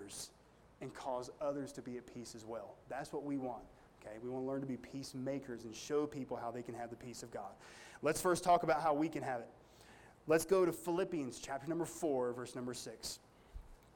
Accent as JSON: {"language": "English", "country": "United States", "said": "me as an American"}